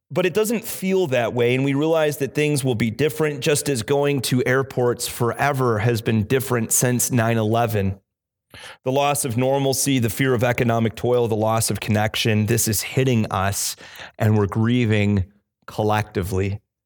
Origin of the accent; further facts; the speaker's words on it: Illinois, United States; now in Cape Cod, United States; I grew up in the Midwest in Illinois